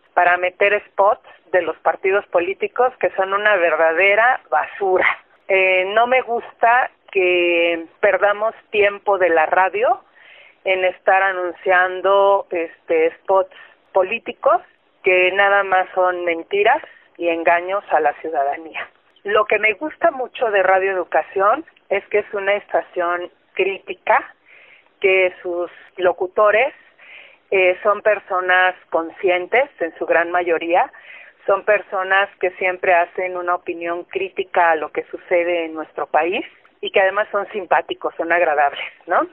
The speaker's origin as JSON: {"language": "Spanish", "town": "Tlalnepantla", "region": "State of Mexico", "country": "Mexico", "said": "soy de Tlanepantla, Estado de México"}